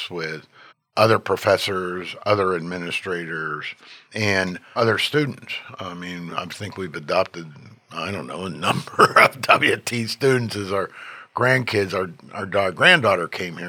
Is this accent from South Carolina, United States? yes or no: no; Pittsburgh, Pennsylvania, United States; moved away as an adult; also born or lived in Columbus, Ohio / Los Angeles, California / Tucson, Arizona; now in Texas, United States; I'm born and raised in Pittsburgh